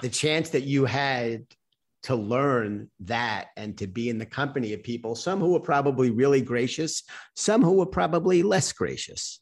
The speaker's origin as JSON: {"language": "English", "town": "New York City", "region": "New York", "country": "United States", "tie": "born or raised there", "said": "I was on mass transit going from where I grew up in Queens into Manhattan"}